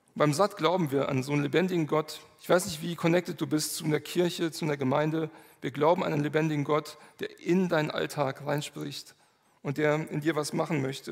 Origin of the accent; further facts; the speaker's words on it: Manderbach, Hesse, Germany; ich komme aus Manderbach